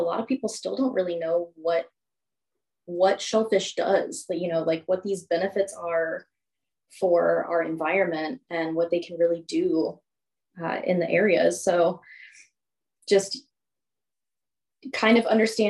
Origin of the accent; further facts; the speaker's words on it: St. Louis, Missouri, United States; moved away as an adult; now in Olympia, United States; I'm actually from St. Louis